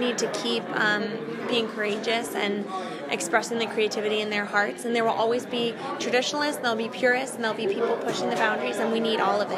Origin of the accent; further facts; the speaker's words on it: Connecticut, United States; moved away as an adult; also born or lived in Florida / Tennessee; I'm originally from Connecticut, and then the past few years I've lived back and forth between here and Florida.